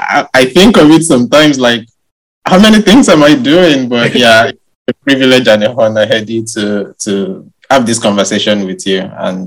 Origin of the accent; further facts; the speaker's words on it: Ile-Ife, Osun, Nigeria; moved away as an adult; now in Liverpool, United Kingdom; I was born in Nigeria, in an ancient city called Ilife in southwestern Nigeria. That's the city where all Yoruba is one of the ethnic major ethnic tribes in Nigeria.